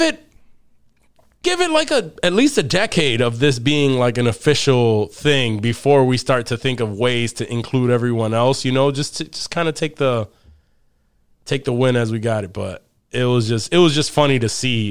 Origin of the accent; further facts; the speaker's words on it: Rochester, New York, United States; we're, we're all from Rochester, New York.